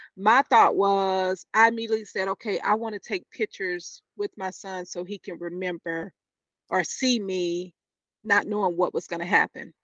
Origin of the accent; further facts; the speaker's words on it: Chester, South Carolina, United States; now in Charlotte, United States; hometown, Chester, South Carolina